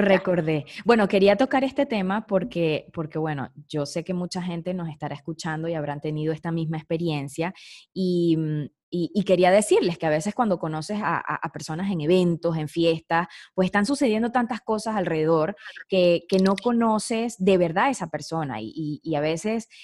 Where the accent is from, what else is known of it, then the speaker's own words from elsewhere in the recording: Venezuela; moved away; se me salía como venezolana